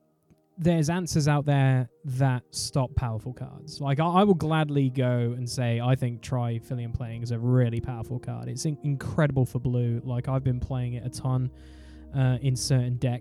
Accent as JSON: {"language": "English", "country": "United Kingdom", "said": "We're British"}